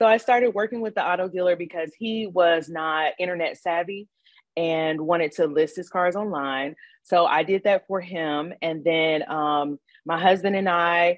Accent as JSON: {"language": "English", "town": "Gary", "region": "Indiana", "country": "United States", "moved": "yes", "said": "I'm from Gary, Indiana originally"}